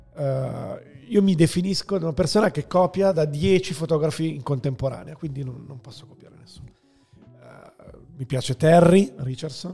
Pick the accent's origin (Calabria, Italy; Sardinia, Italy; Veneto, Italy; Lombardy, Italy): Lombardy, Italy; Milan; also born or lived in Rome; io vivevo a Roma, perché sono nato a Milano, poi si sono trasferiti a Roma coi miei e, e poi ci siamo ritrasferiti a Milano